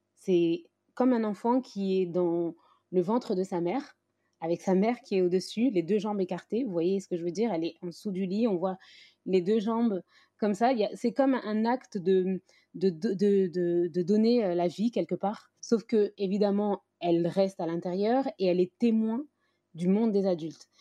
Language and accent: French; France; moi, j'ai grandi, je suis née en France, j'ai évolué dans, cette société française